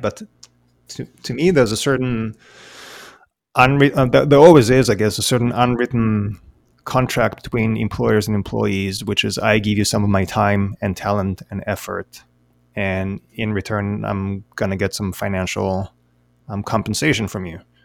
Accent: Israel; now in Sydney, Australia; I, I, was born and raised in Israel

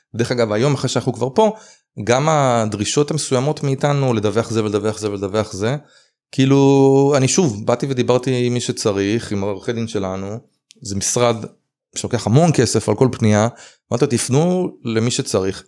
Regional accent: Israel; אני ישראלי

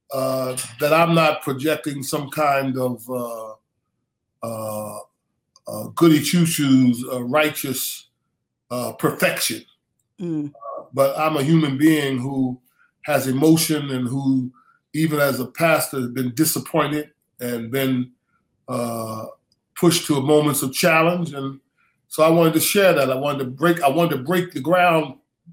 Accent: Philadelphia, Pennsylvania, United States; I grew up in Philadelphia, mm-hmm. in inner city schools, went to West Philadelphia High School

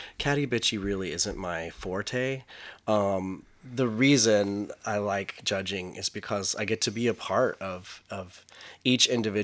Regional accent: Midland, Texas, United States; now in Los Angeles, United States; I'm from Midland, Texas. I am Chicano. I am Latino. These words, Mexican-American, that was in my bio. I didn't grow up calling myself Mexican-American. I would say Hispanic, but I grew up from in Midland, Texas.

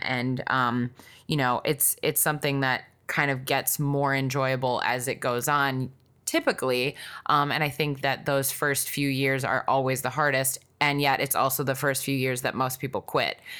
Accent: Wisconsin, United States; I grew up in Wisconsin

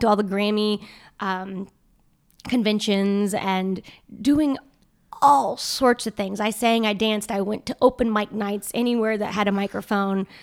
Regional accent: the South, United States; growing up in the South.

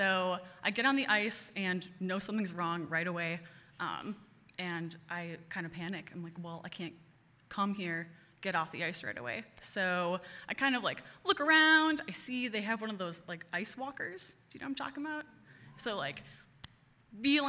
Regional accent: Cottage Grove, Wisconsin, United States; also born or lived in Madison / Pulaski, Wisconsin; I grew up in Cottage Grove, went to Deerfield schools for the first like 10 years of my life

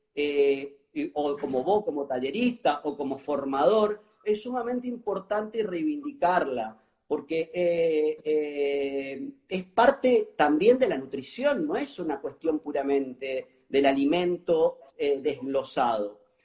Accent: Mendoza, Argentina; now in Argentine Litoral, Argentina; soy, soy, soy de Mendoza y ahora estoy viviendo en el litoral

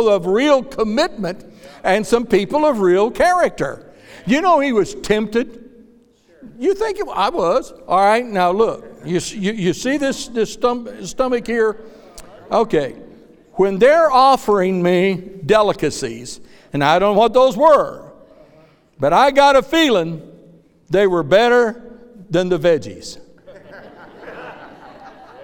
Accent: Kansas, United States; moved away; When I was a boy growing up in Kansas, I hated testimony meetings

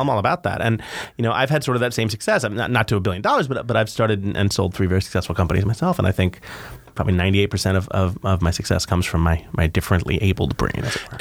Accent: New York City, New York, United States; moved away as an adult; also born or lived in Boston; I grew up in New York

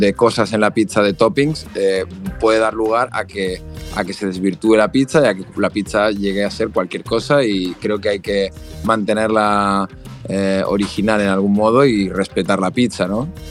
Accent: Valencia, Valencian Community, Spain; yo soy de Valencia

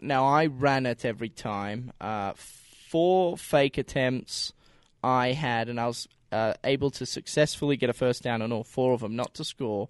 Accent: Australia; now in United States; We're both from Australia.

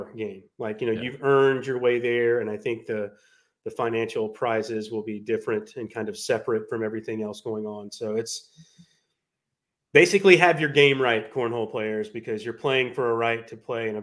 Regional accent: Charlotte, North Carolina, United States; I'm from Charlotte

